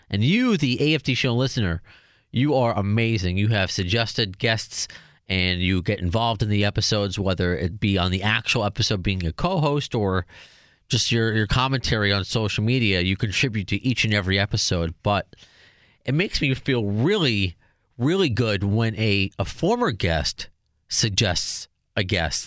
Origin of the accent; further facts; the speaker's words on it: Baldwin Harbor, New York, United States; also born or lived in Brooklyn; a New, native New Yorker